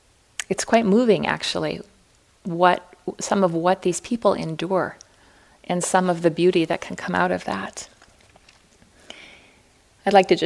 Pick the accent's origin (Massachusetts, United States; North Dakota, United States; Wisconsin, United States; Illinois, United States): North Dakota, United States; Fargo; growing up in Fargo, North Dakota